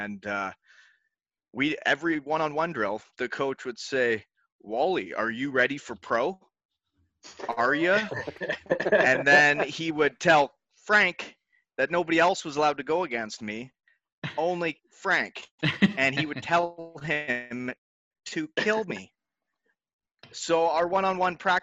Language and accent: English; Elmira, Ontario, Canada; moved away as an adult; also born or lived in Michigan; my hometown, Elmira, Ontario, had a junior team that I could live at home with my parents